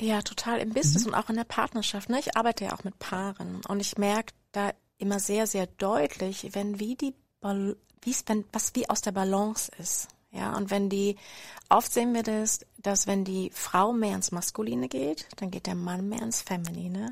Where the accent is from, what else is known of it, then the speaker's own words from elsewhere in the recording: Berlin, Germany; moved away as an adult; also born or lived in former GDR; now in Freiburg, Germany; Ich bin eigentlich Berlinerin